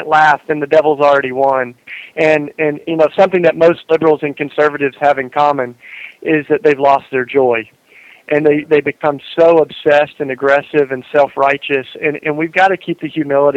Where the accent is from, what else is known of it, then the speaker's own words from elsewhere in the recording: East Tennessee, United States; moved away; I grew up in East Tennessee in the South here